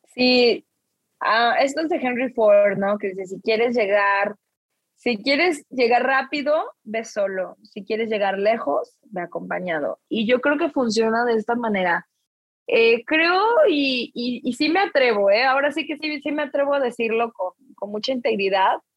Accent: Mexico; now in New York, United States; solo soy una mexicana en Nueva York

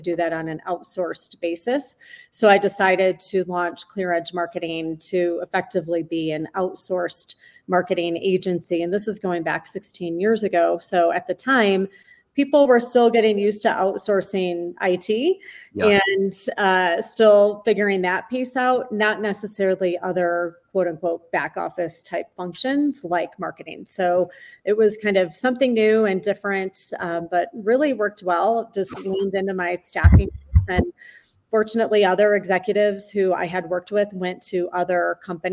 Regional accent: Michigan, United States; moved away; I grew up, as you know, in the Midwest. I grew up in Michigan

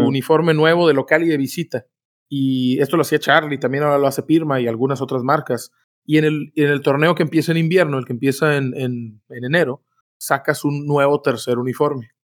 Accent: Mexico; nosotros somos mexicanos

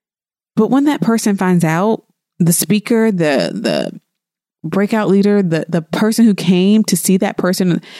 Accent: the South, United States; I'm from the South

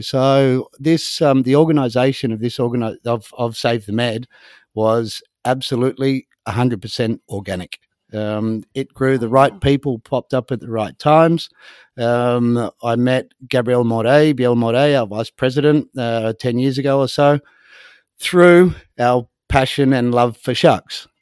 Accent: Sydney, New South Wales, Australia; moved away as an adult; also born or lived in North Queensland / Thursday Island; now in Spain; I was born in Sydney, Australia, and I um, I spent a lot of time up in North Queensland

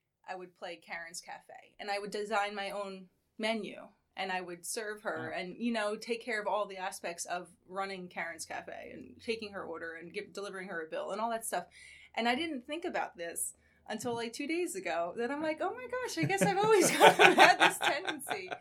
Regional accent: Paramus, New Jersey, United States; I actually grew up in Paramus, not far from here

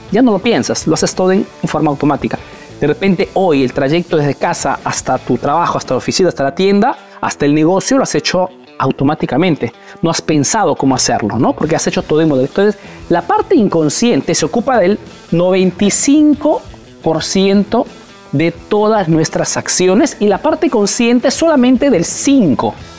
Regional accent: Peru; now in Italy

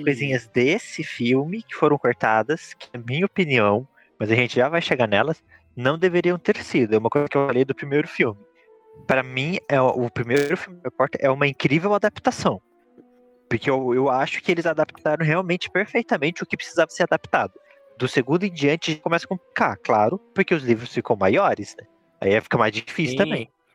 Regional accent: Brazil; como um bom brasileiro que sou

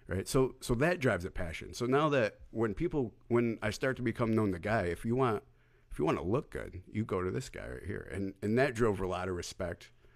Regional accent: New York, United States; I was born in New York.

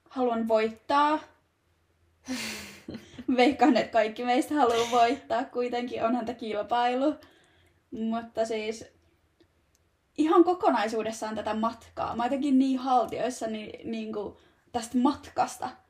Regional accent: Turku, Southwest Finland, Finland; now in Tampere, Finland; mä oon Turusta kotoisin

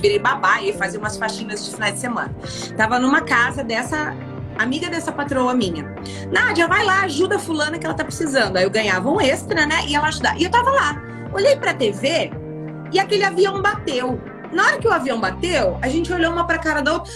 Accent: Brazil; moved away as an adult; also born or lived in United States; eu sou brasileira

